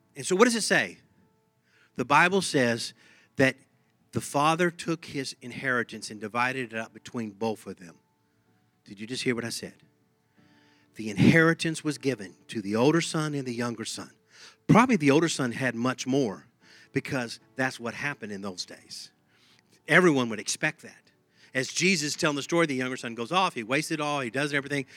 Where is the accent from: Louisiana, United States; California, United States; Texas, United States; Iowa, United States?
Texas, United States; accent: Texas; my Texas accent comes out